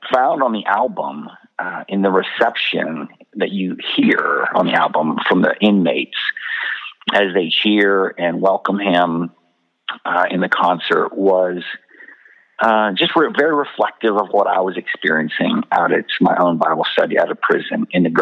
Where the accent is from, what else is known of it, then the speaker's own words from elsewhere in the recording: Abilene, Texas, United States; my hometown here in Abilene